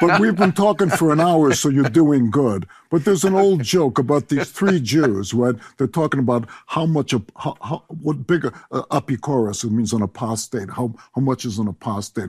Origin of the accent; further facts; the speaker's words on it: Chicago, Illinois, United States; moved away; I grew up in Chicago